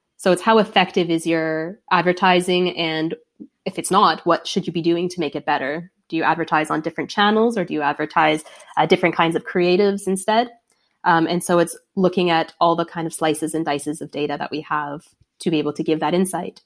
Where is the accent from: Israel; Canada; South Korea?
Canada; Toronto, Ontario; moved away as an adult; also born or lived in London, Ontario; from Toronto